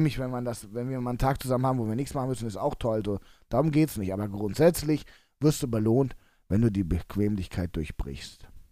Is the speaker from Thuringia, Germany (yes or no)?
no; Cologne, North Rhine-Westphalia, Germany; als Kölner